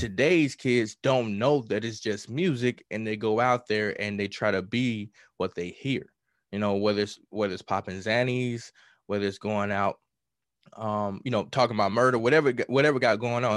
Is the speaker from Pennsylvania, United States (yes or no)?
no; Mississippi, United States; I'm from Mississippi, so I grew up on blues